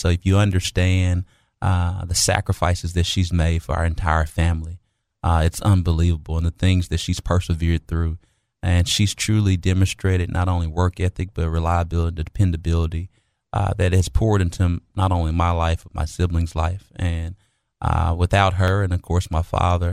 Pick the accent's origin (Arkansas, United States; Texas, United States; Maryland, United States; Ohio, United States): Arkansas, United States; Little Rock; being born and raised and still residing in Southwest Little Rock